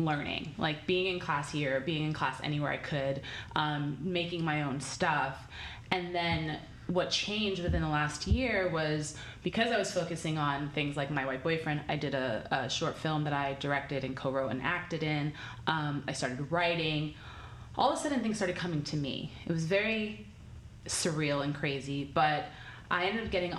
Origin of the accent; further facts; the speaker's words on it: New York, United States; moved away as an adult; now in Los Angeles, United States; I'm from New York.